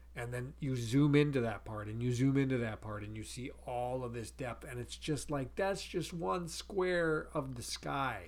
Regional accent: North Dakota, United States; growing up in North Dakota

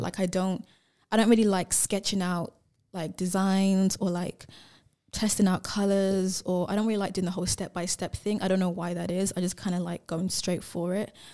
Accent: England, United Kingdom; now in Perth, Australia; I grew up in England

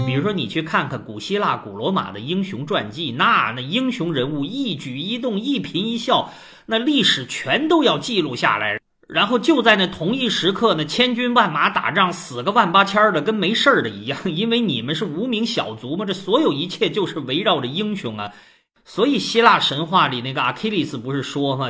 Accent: China; 我们中国人

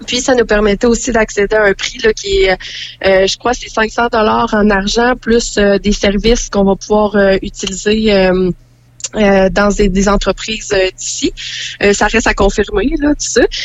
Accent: western Portneuf, Quebec, Canada; nous deux, on est natifs de l'Ouest de Portneuf

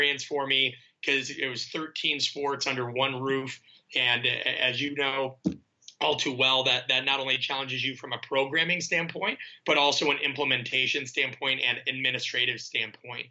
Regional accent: Nebraska, United States; moved away as an adult; also born or lived in Kansas / Phoenix / Los Angeles; I grew up in Nebraska.

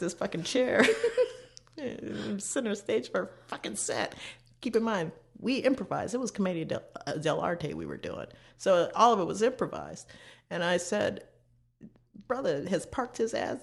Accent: Chicago, Illinois, United States; We're both from Chicago

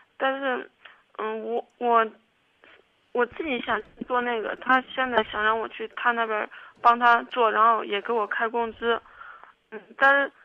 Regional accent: Kaifeng, Henan, China; also born or lived in Zhengzhou; 我家老家开封的，然后我们家人现在就基本上我爸妈都来郑州了

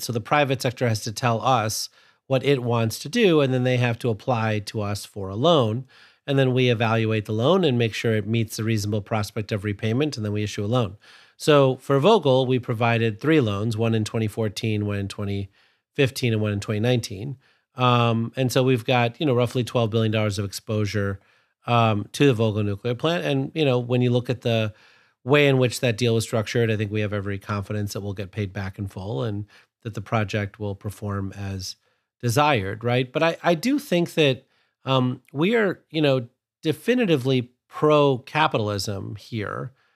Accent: Sterling, Illinois, United States; I grew up in Sterling, Illinois, which is about, I think, forty miles or fifty miles from Byron

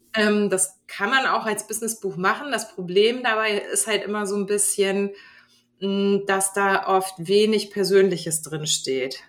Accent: Hamburg, Germany; moved away as an adult; now in Glückstadt, Germany; ich bin gebürtige Hamburgerin

